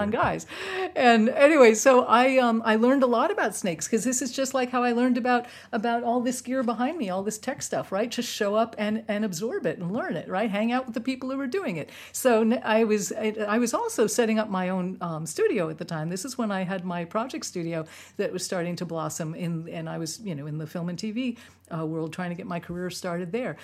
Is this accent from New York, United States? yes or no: yes; New York City, New York, United States; moved away; I'm from New York City. We, we weren't big into reptiles in, in Manhattan